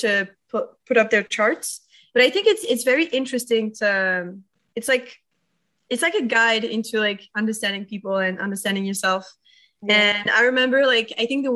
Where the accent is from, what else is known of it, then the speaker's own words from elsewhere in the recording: Paris, Île-de-France, France; I'm French. I'm from Paris. I'm a true Parisian, and I still live there